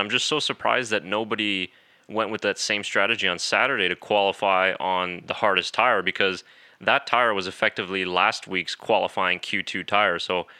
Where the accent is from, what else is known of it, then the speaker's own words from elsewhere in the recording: Netherlands; I'm from the Netherlands and I still don't understand.